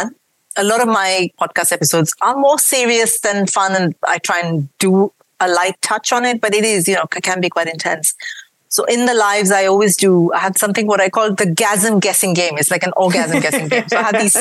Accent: India; accent: mix of an Indian accent and a British accent; moved away as an adult; now in United Kingdom; I grew up in India. I moved here about, 18, 19 years ago

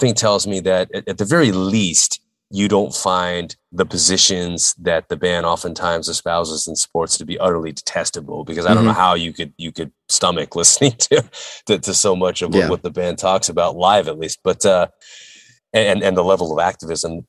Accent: United States; as an American

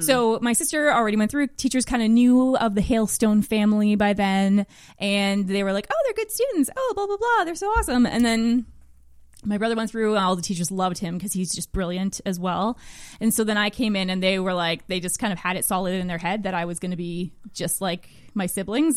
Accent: Magnetawan, Ontario, Canada; moved away; I'm from Magnetowan, Ontario.

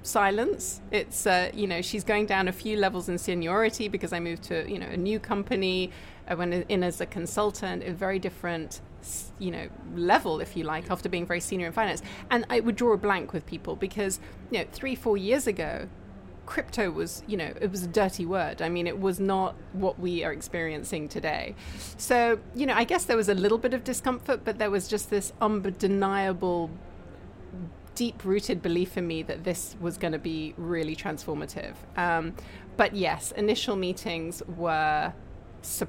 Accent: Hong Kong; I was born in Hong Kong, I'm from Hong Kong

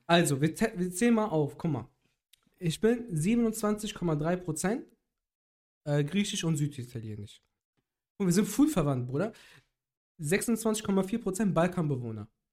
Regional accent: Cologne, North Rhine-Westphalia, Germany; ich habe äh, den Großteil meiner Kindheit und Jugend in Köln verbracht

